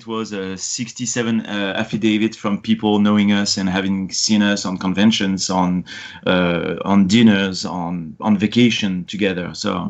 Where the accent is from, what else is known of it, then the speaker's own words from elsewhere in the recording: France; English is a second language; moved away as an adult; now in United States; I'm obviously an immigrant in the U.S. I came from France, and the procedure for my green card following a fiancé visa that we did was pretty epic.